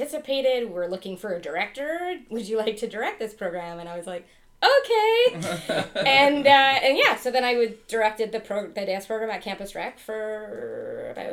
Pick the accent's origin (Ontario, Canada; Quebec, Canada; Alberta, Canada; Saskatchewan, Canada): Ontario, Canada; Ottawa; now in Lambeth, Canada; I'm from Ottawa originally. That's where I grew up